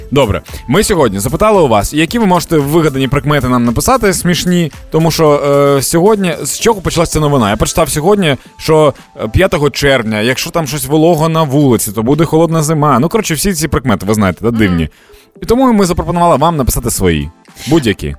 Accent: Dnipro, Dnipropetrovsk Oblast, Ukraine; в Дніпрі, в моєму рідному Дніпрі

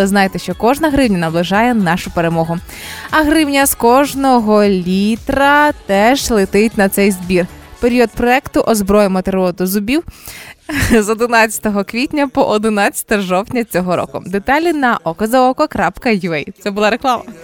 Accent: Zhytomyr, Zhytomyr Oblast, Ukraine; Я з Житомира

